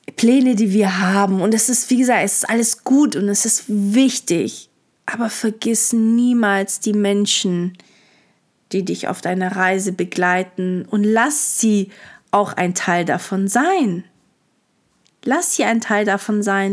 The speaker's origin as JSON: {"language": "German", "town": "Stuttgart", "region": "Baden-Württemberg", "country": "Germany", "tie": "born or raised there", "also_born_or_lived": "Hamburg / Lisbon", "moved": "as an adult", "said": "wieder in meiner Heimat bin, wo ich aufgewachsen bin"}